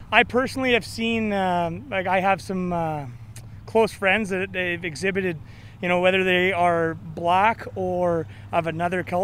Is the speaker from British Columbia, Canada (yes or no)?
no; Calgary, Alberta, Canada; I'm not. I'm from Calgary.